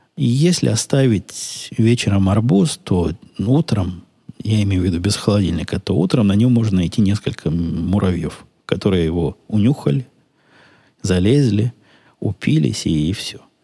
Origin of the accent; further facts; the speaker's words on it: Ukraine; also born or lived in Israel; now in United States; я же с Украины сам